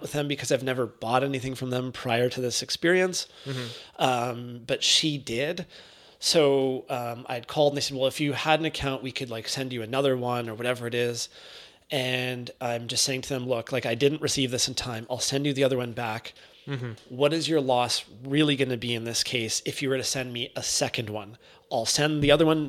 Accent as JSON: {"language": "English", "country": "Canada", "said": "being Canadian"}